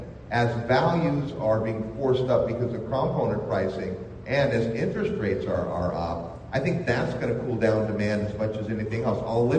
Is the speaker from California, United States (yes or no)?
yes; San Francisco Bay Area, California, United States; I grew up in the San Francisco Bay Area